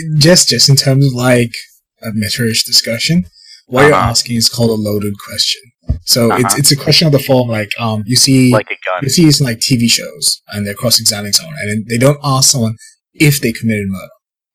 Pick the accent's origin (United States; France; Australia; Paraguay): Australia; I'm Aussie.